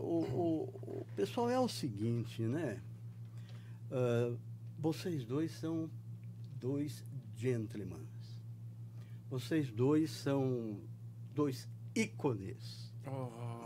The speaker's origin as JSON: {"language": "Portuguese", "town": "Limeira", "region": "São Paulo", "country": "Brazil", "accent": "caipira", "moved": "as an adult", "said": "eu sou caipira, eu vim lá de Limeira, no interior"}